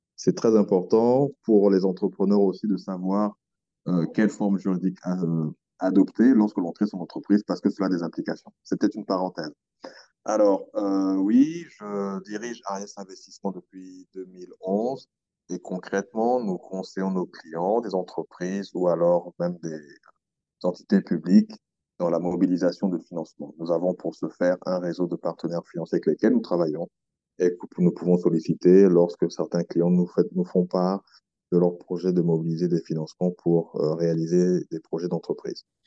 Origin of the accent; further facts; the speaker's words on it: Republic of the Congo; moved away as an adult; also born or lived in France; now in Brazzaville, Congo; J'ai fait toute ma scolarité primaire, collège, mais, mais lycée aussi, euh, au Congo